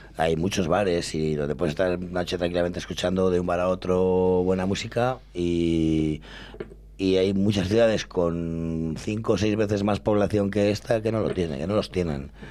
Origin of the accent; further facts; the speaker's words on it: Llano de Olmedo, Castile and León, Spain; mi pueblo, que es Llano de Olmedo, que está muy cerquita